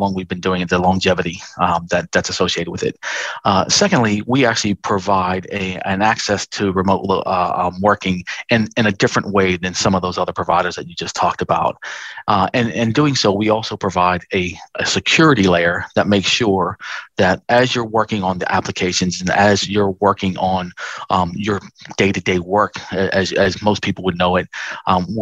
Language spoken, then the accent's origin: English; Pittsburgh, Pennsylvania, United States; moved away as an adult; now in Australia; I was born and raised in Pittsburgh, Pennsylvania.